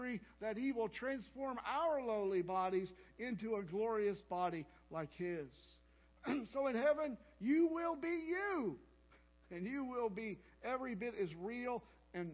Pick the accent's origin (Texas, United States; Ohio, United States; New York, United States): Texas, United States; Burleson; I'm from Burleson